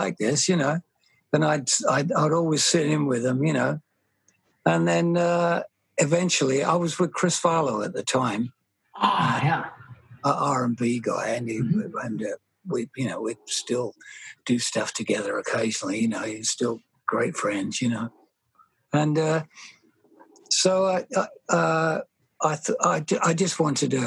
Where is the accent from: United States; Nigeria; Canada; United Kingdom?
United Kingdom; England; I grew up in England